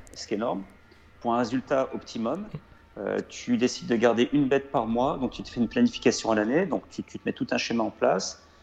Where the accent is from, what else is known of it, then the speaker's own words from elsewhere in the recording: Lozère, Occitania, France; moved away; also born or lived in Lyon; chez moi en Lozère, euh, parce qu'on avait des chèvres